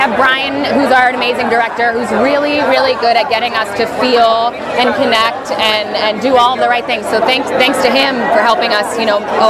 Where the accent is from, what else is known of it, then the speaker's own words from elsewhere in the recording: New York, United States; moved away; I'm from New York.